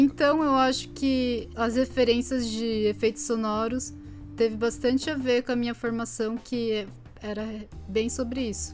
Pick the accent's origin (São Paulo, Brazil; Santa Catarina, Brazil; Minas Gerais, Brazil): São Paulo, Brazil; São Bernardo do Campo; moved away; Eu sou de São Bernardo do Campo, eu falo porta, portão.